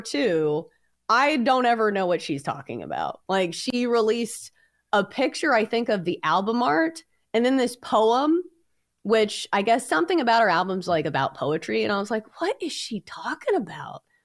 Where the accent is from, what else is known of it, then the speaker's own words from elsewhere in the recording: Hendersonville, Tennessee, United States; my hometown